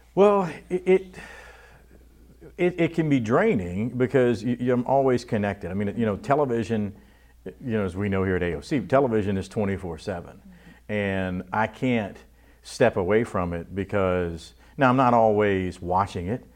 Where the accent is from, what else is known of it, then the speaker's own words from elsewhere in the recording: Abbeville, Louisiana, United States; also born or lived in Houma; we moved to Abbeville when I was a year and a half old